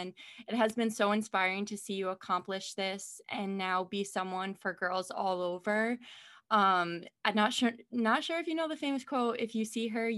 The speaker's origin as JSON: {"language": "English", "town": "Kingston", "region": "New York", "country": "United States", "said": "I'm from upstate as well. I'm from Kingston, New York."}